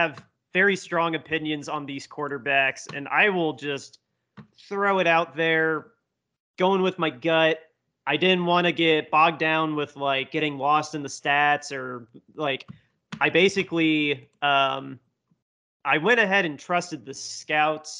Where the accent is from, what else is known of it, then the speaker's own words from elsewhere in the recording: Indiana, United States; I'm from Indiana